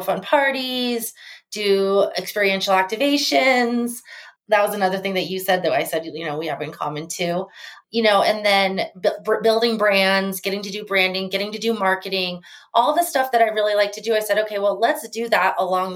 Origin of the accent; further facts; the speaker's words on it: Arizona, United States; moved away as an adult; now in Las Vegas, United States; from Las Vegas, and I actually grew up in Arizona and went to school in Arizona, and I've been living back in Las Vegas since 2004